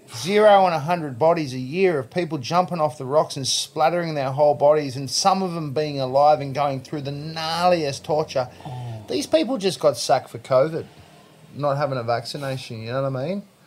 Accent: Sydney, New South Wales, Australia; Lexo. That's my hometown of where I grew up.

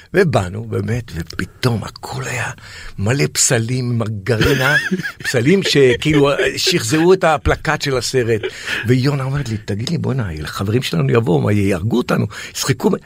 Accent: Israel; בתור ילד בקיבוץ

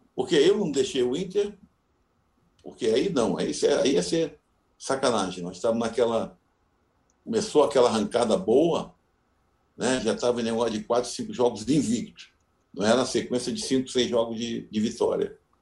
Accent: Rio de Janeiro, Brazil; now in Porto Alegre, Brazil; sou carioca

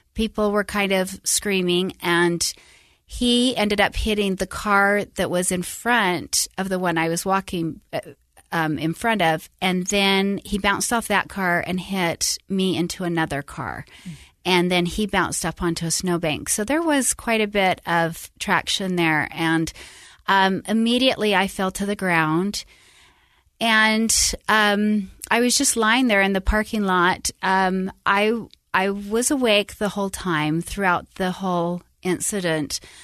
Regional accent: Salt Lake City, Utah, United States; moved away as an adult; also born or lived in Tucson, Arizona / Sacramento, California; I grew up in Utah, um, born and raised Salt Lake

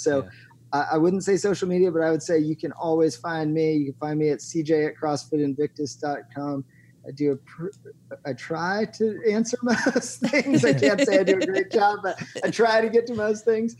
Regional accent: Eugene, Oregon, United States; my hometown, Eugene, Oregon

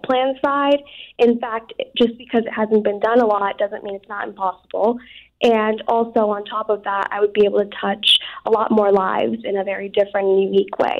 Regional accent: Southborough, Massachusetts, United States; growing up in Southborough, Massachusetts, um, I didn't grow up around a lot of diversity

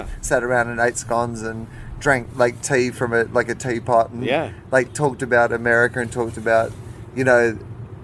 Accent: Australia; now in United States; as an Australian

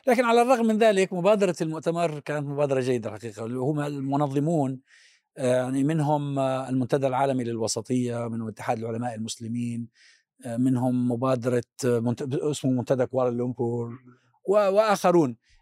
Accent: Palestine; قلت له من فلسطين

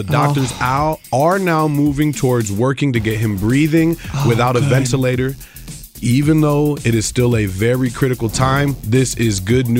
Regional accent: Medellín, Antioquia, Colombia; moved away; I was born in Medellin, Colombia.

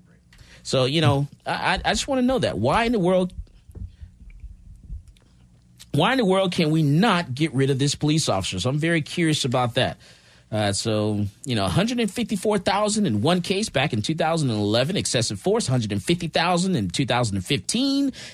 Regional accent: Florida, United States; now in Texas, United States; I was born in Florida. I wasn't born in Texas

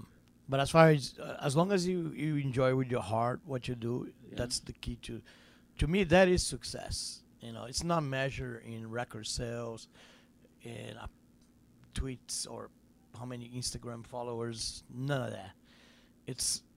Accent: Brazil; growing up in Brazil

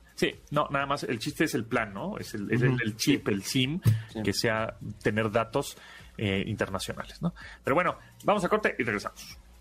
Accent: Mexico; nosotros como mexicanos

